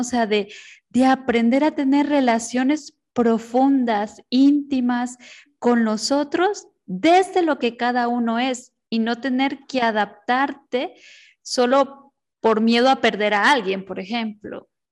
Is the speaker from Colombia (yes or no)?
no; Honduras; mi tierra querida Honduras